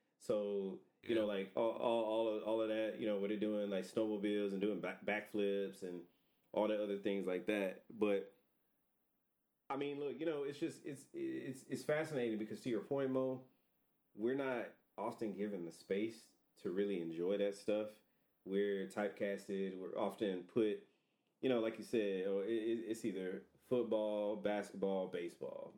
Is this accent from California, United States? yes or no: no; Atlanta, Georgia, United States; we're from Atlanta